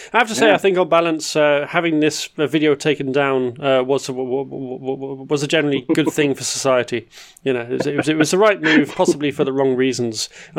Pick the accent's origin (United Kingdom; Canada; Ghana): United Kingdom; Scottish Lowlands, Scotland; now in Netherlands; Dutch News Contributing Editor and Kilted Lowlander